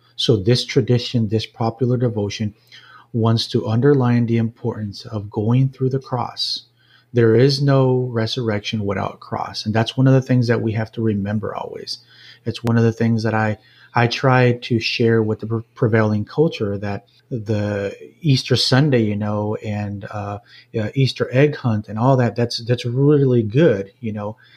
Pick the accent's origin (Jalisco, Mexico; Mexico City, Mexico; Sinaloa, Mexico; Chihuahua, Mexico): Jalisco, Mexico; moved away as an adult; now in Owensboro, United States; my upbringing was in Mexico, in a small town in the state of Jalisco, about two hours from Guadalajara, central Mexico